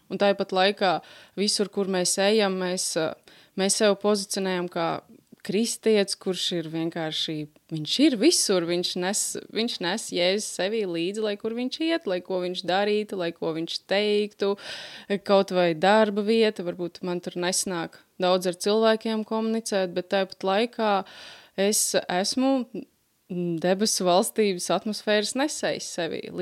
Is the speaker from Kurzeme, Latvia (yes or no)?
yes; Liepāja, Kurzeme, Latvia; mēs esam mācītāji Liepājā, esam no Liepājas